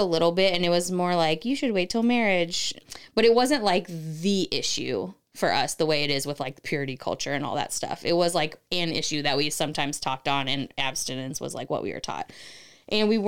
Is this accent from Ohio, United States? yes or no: yes; Cincinnati, Ohio, United States; moved away; I grew up in Ohio, so it's more conservative there than it is here